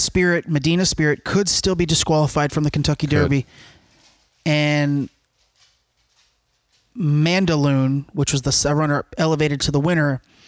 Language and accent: English; Cuba; Like Cubans, we're good people, but you know.